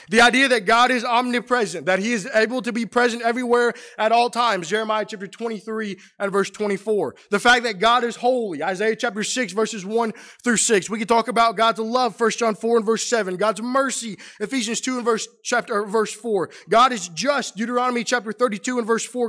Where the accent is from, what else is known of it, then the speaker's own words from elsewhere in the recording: St. Louis, Missouri, United States; moved away as an adult; also born or lived in Middle Tennessee; now in Roanoke, United States; I grew up in Saint Louis